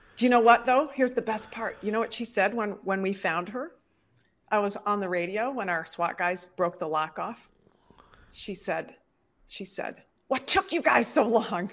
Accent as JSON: {"language": "English", "town": "Detroit", "region": "Michigan", "country": "United States", "tie": "born or raised there", "also_born_or_lived": "Chicago", "moved": "as an adult"}